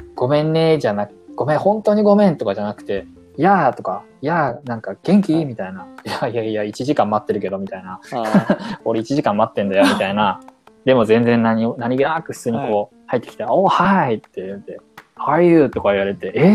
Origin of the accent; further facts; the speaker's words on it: Japan; moved away as an adult; now in Boston, United States; 国籍が中国なので、日本育ち、日本生まれっで